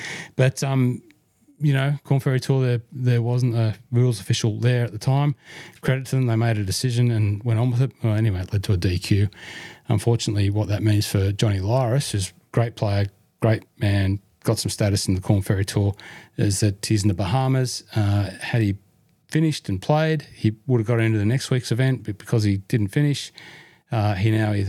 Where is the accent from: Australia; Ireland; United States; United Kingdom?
Australia; South Australia; from South Australia. Fantastic.